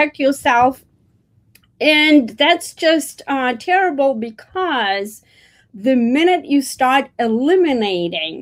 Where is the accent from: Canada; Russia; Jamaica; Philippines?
Russia; moved away as an adult; now in United States; I was born actually in the Soviet Union, former Soviet Union, before the country fell apart into 15 different countries.